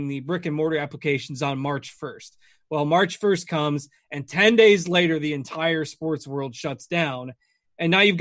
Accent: Northwestern Illinois, United States; Migrated about, you know, 25 miles or so from the town where I grew up, but Northwestern Illinois, small town, about 10,000 people

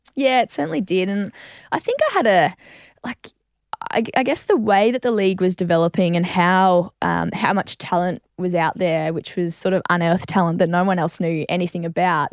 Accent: Queensland, Australia; moved away; I was from Queensland originally

